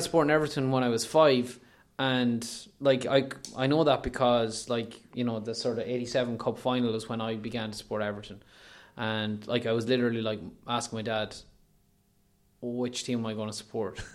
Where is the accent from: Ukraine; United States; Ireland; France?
Ireland; Leitrim, Connacht; I'm from Leitrim